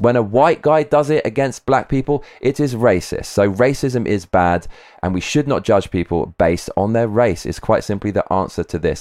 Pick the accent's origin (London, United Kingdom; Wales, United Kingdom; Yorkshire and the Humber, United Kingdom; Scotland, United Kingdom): London, United Kingdom; I grew up in London, most multicultural city in the world.